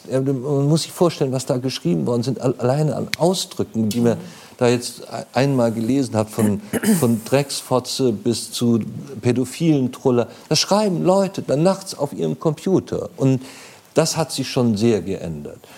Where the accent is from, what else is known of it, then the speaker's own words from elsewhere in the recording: Munich, Bavaria, Germany; als ich klein war, ähm, ich bin in München aufgewachsen, aber in München selbst auf der Leopoldstraße äh, gab es noch Kneipen.